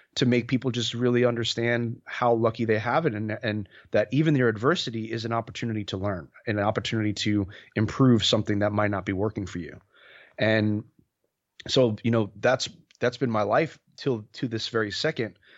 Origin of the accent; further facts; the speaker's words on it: New York, United States; moved away as an adult; now in San Diego, United States; I'm originally from New York, born and raised in New York.